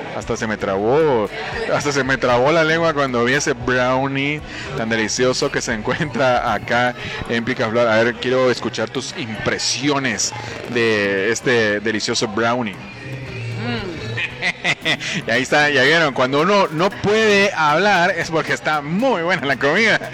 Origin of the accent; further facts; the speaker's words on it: Guatemala; lo que necesitamos nosotros como guatemaltecos